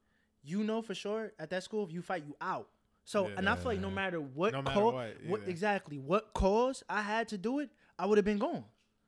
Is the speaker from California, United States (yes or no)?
yes; Santa Maria, California, United States; You know, I'm from Santa Maria, so I live 40 minutes away.